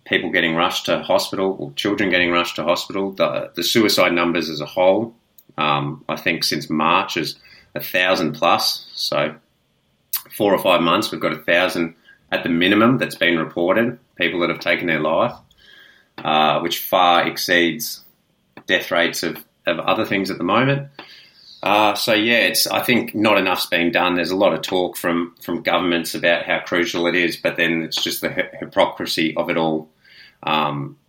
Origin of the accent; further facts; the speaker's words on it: Melbourne, Victoria, Australia; moved away as an adult; now in Noosa, Australia; I'm originally from Melbourne. I only moved up here a few years ago.